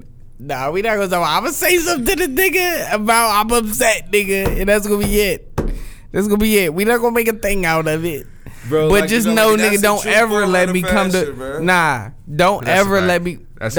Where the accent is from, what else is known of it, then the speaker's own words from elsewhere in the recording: Wichita, Kansas, United States; I'm from Wichita, and these niggas don't like me.